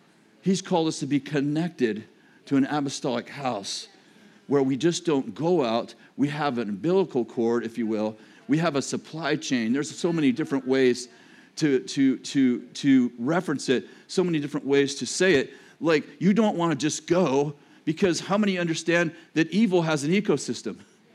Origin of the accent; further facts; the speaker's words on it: Texas, United States; that's what I am, because I'm from Texas.